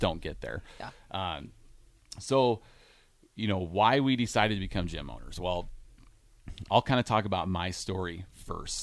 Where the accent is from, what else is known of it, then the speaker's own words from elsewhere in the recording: Iowa, United States; moved away as an adult; also born or lived in Grand Island, Nebraska; now in Nebraska, United States; Grew up in Iowa my whole life